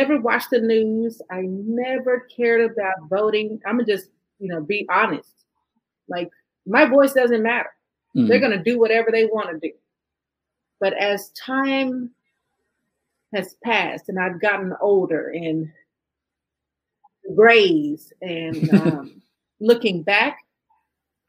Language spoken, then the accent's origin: English; Fort Worth, Texas, United States; I was born and raised in Fort Worth, Texas.